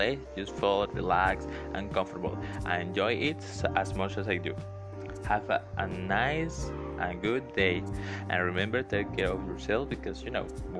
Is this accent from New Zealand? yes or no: no; Venezuela; first language Spanish; English is a second language; I'm from Venezuela